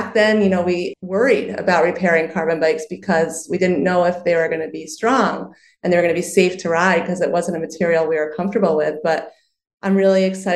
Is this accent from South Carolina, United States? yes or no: no; New York, United States; I'm a New Yorker as well